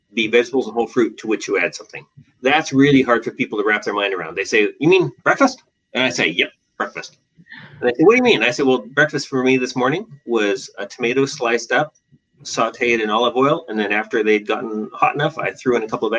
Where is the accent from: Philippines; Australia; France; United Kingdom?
Australia; Western Australia; moved away as an adult; also born or lived in Seattle; now in Portland, United States; I was born in Seattle and raised in Western Australia, where I did all my education, and came back to Portland, came to Portland for my internal medicine training